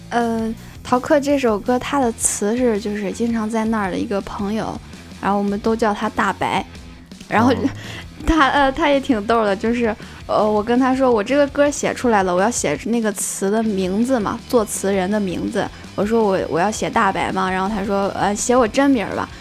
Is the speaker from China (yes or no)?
yes; Xingtai, Hebei, China; 我， 我就是是应，应该说是彻彻底底的邢台人，我就是小学、初中 高中、大学都是在邢台。我就没有出去过